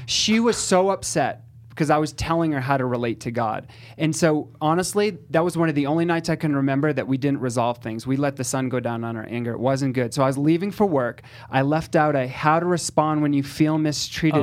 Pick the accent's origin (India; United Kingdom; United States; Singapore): United States; Northeast; I'm Italian, and I'm from the Northeast, so I'm direct, I'm blunt